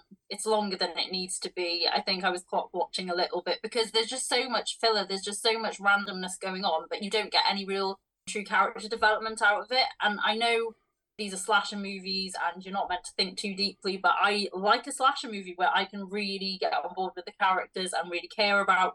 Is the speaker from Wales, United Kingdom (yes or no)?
yes; Wales, United Kingdom; I'm from Wales